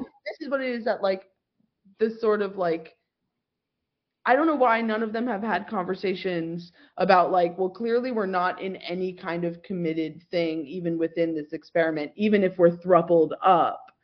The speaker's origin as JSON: {"language": "English", "region": "New York", "country": "United States", "tie": "born or raised there", "said": "born and raised in New York"}